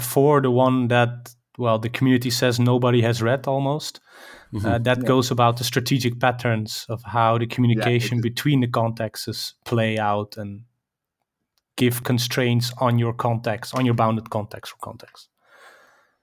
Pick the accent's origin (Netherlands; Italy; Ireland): Netherlands; I come from the Netherlands, close to Amsterdam I live.